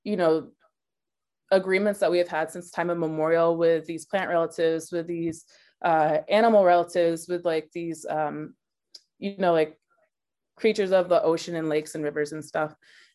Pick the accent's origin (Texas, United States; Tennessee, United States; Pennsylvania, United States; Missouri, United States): Texas, United States; Dallas; also born or lived in Chicago; now in Tulalip, United States; I grew up in Dallas, Texas, and I currently live on the Tulalip Reservation in Tulalip, Washington